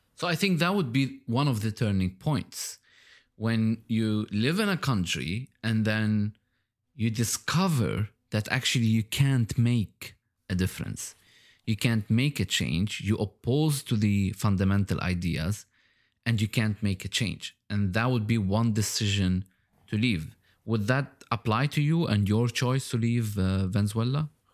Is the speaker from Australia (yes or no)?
no; Lebanon; now in Dubai, United Arab Emirates; I was born in Lebanon. And now I live in Dubai, in the U